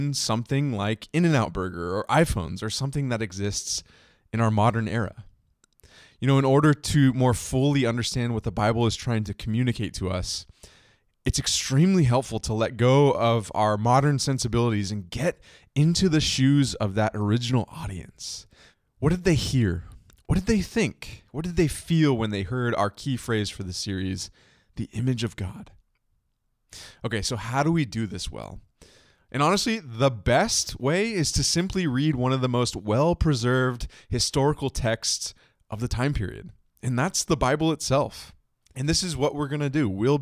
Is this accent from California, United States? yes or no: yes; East Bay Area, California, United States; As a long-term resident of the East Bay Area